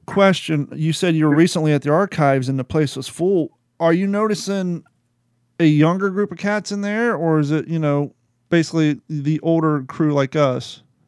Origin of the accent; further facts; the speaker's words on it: Kentucky, United States; me growing up in Kentucky